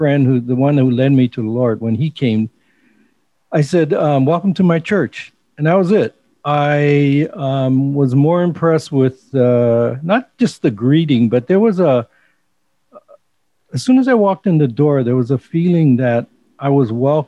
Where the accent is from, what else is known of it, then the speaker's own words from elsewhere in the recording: Los Angeles, California, United States; moved away as an adult; now in Hawaii, United States; I was born in Hawaii, but I grew up in L.A. in the Crenshaw area.